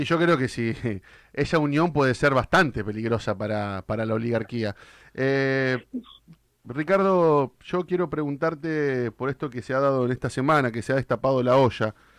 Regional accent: Tres Arroyos, Buenos Aires Province, Argentina; moved away; Yo vengo, yo vengo de pueblo, Richard, vengo de la ciudad de Tres Arroyos

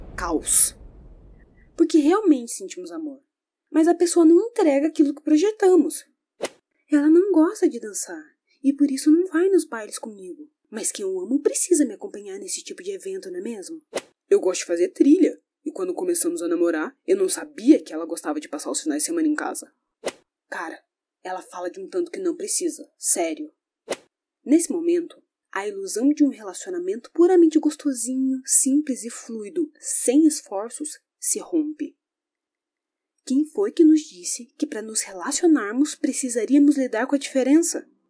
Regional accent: Brazil; sou brasileira

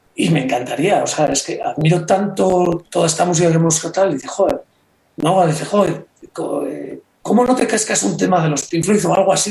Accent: Reinosa, Cantabria, Spain; En un pueblo como Reynosa

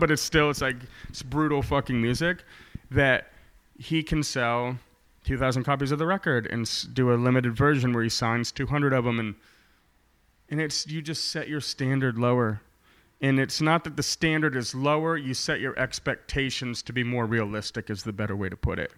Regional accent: Maine, United States; accent: Maine; now in Portland, United States; I was born in Maine. I got the accent, kid.

